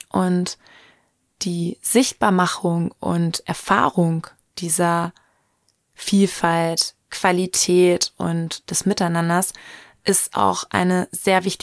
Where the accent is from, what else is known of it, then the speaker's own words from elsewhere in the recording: Lichtenau, North Rhine-Westphalia, Germany; aus meiner Heimatstadt Lichtenau in Westfalen